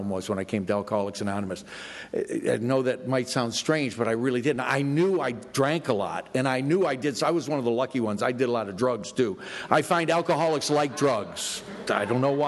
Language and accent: English; Florida, United States; I'm from Florida.